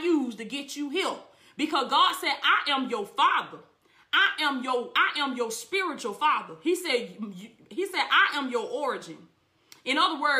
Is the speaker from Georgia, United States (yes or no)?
yes; Blakely, Georgia, United States; Blakely, Georgia is not my origin. That's my hometown. I was born in Blakely, Georgia